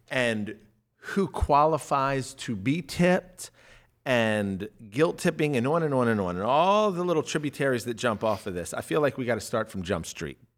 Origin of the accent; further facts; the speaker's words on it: Glen Burnie, Maryland, United States; I'm from Glen Burnie.